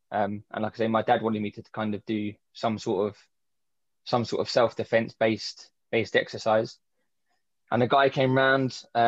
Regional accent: London, United Kingdom; I grew up in Southeast London.

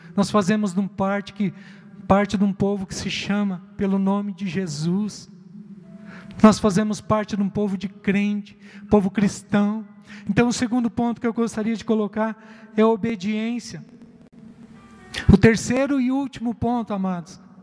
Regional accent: Rio Grande do Sul, Brazil; moved away; eu sou gaúcho, e lá no sul

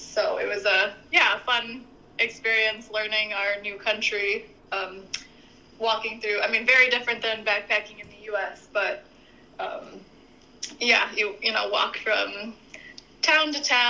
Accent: Wisconsin, United States; moved away as an adult; now in Germany; So I think Tim and I are both from the Midwest. I'm from Wisconsin. Tim's from Chicago. We live in Germany. In the off seasons, since 2018, we've been living in Germany

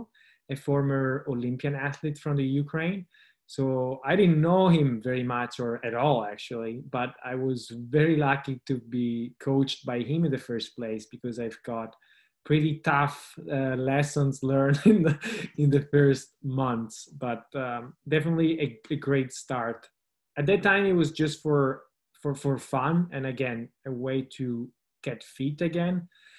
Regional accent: Italy; also born or lived in Turin; I grew up in the Italian Alps, so lived in a small village in the Alps for 25 years

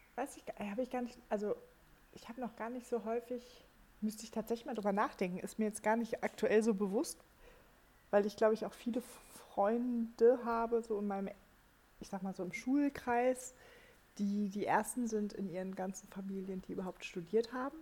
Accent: Germany; bei uns in Deutschland

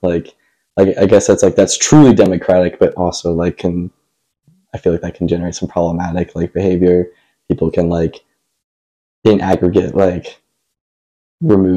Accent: Brentwood, Tennessee, United States; also born or lived in Cincinnati, Ohio; I grew up, like, in Brentwood, Tennessee

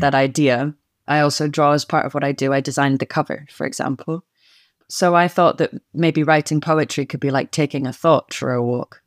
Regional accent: Scotland, United Kingdom; the vocabulary of Scots turns up in my speech all the time

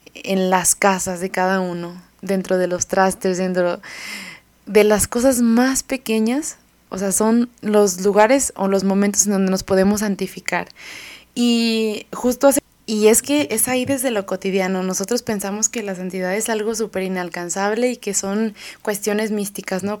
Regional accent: Mexico; de aquí de, donde somos dos mexicanos

